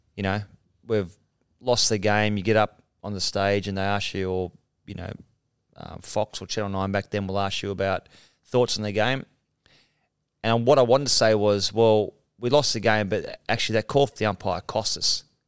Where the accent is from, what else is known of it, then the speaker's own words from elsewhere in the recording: Mount Warrigal, New South Wales, Australia; I'm a guy from Mount Warrigal